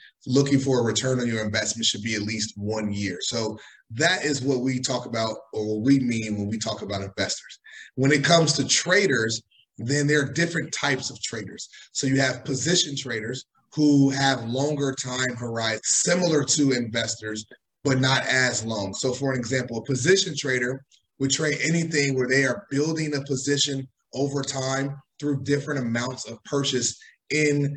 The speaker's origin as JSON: {"language": "English", "town": "Chicago", "region": "Illinois", "country": "United States", "also_born_or_lived": "New York", "moved": "yes", "lives_now": "Miami, United States", "said": "I'm originally from Chicago. I went to school in New York, and I am currently based in Miami"}